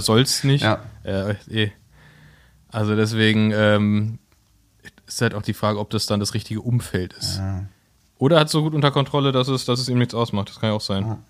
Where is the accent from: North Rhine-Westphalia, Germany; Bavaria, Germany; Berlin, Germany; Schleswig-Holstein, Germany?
Berlin, Germany; wir als Berliner